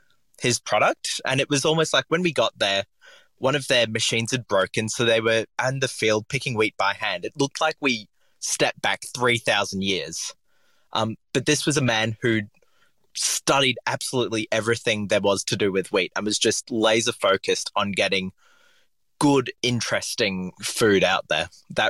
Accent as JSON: {"language": "English", "country": "Papua New Guinea", "tie": "born or raised there", "said": "I grew up in Papua New Guinea, and we were basically next to a coffee roaster."}